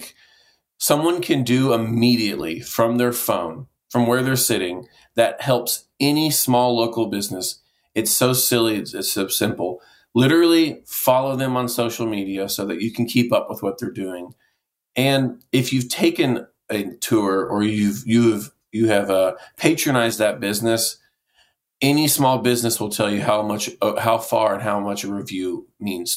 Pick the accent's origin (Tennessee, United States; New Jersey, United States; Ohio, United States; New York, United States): Tennessee, United States; Knoxville; I grew up in West Knoxville